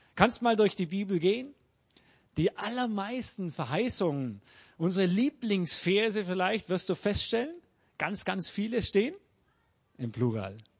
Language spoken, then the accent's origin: German; Germany; now in Peru